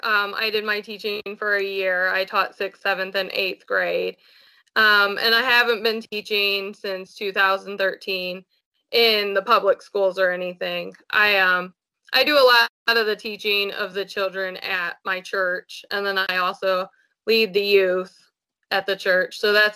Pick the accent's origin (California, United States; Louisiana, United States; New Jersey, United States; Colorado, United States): Colorado, United States; also born or lived in Georgia, United States; I grew up in Colorado and Georgia, and then we moved back here because my dad retired out of the military